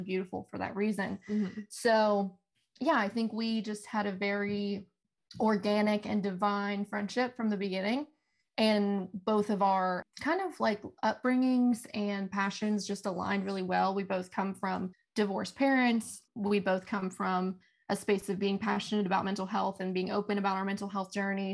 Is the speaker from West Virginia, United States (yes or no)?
yes; Fairmont, West Virginia, United States; moved away as an adult; also born or lived in Huntington; I'm not from Huntington, so I'm from Fairmont, and home was three hours away from me